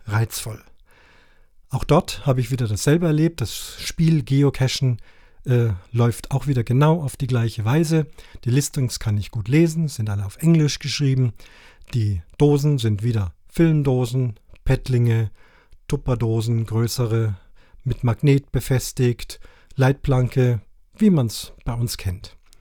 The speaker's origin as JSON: {"language": "German", "town": "Cape Town", "region": "Western Cape", "country": "South Africa", "tie": "born or raised there", "moved": "yes", "lives_now": "Allgäu, Germany", "said": "Ich war 14 Tage in meiner alten Heimat in Kapstadt"}